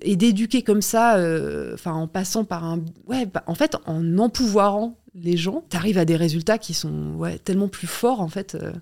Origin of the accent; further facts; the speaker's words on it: Paris, Île-de-France, France; je suis au collège, je rentre en métro, je suis parisienne